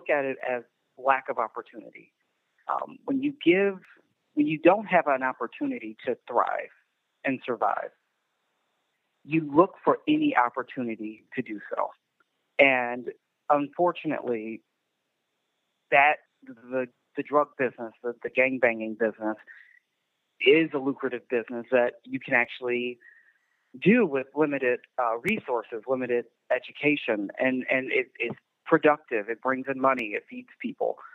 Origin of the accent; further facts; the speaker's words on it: Chicago, Illinois, United States; moved away as an adult; also born or lived in Naperville, Illinois; now in Lisle, United States; I was born in Chicago, raised on the south side of Chicago